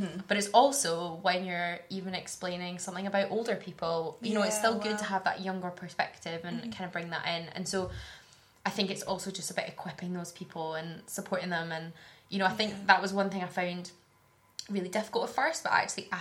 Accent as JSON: {"language": "English", "town": "Glasgow", "region": "Scotland", "country": "United Kingdom", "tie": "born or raised there", "moved": "yes", "said": "So I grew up in Glasgow, in the South Side, in a Christian family."}